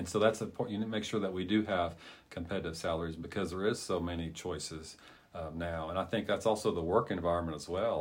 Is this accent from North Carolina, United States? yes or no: no; Catoosa, Oklahoma, United States; also born or lived in South Carolina; when I was in first grade, we moved from South Carolina to uh, Catoosa, Oklahoma